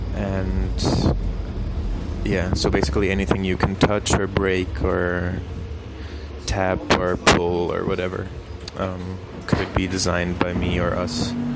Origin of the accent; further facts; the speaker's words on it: Switzerland; I'm from Switzerland.